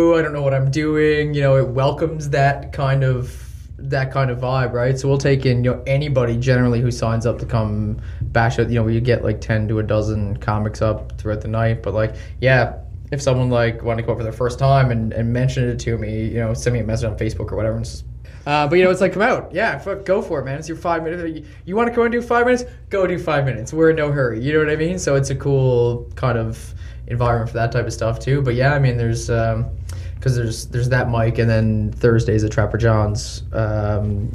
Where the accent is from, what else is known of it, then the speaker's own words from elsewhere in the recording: Gander, Newfoundland and Labrador, Canada; moved away; we grew up together in Gander